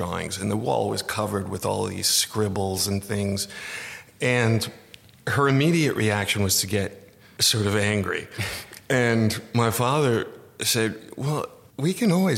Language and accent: English; New York, United States; moved away as an adult; also born or lived in California; now in Los Angeles, United States; I'm from New York